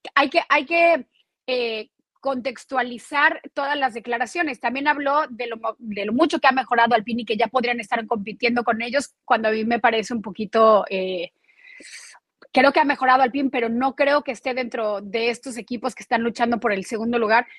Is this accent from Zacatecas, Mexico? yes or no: no; Mexico City, Mexico; now in Florida, United States; nosotros como chilangos, es decir, como mexicanos de la Ciudad de México